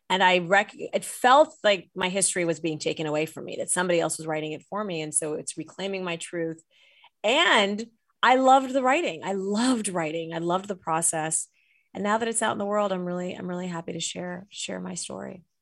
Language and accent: English; Saudi Arabia; now in United States; we grew up, I grew up in Saudi Arabia, as I write in the book.